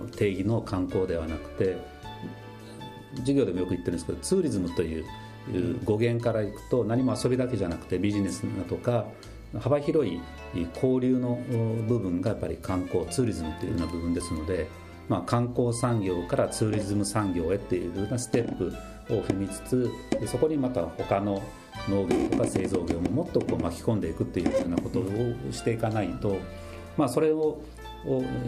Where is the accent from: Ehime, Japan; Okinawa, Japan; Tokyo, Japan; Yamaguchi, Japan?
Okinawa, Japan; Miyakojima; moved away as an adult; 僕もあの離島の出身というのもありますけども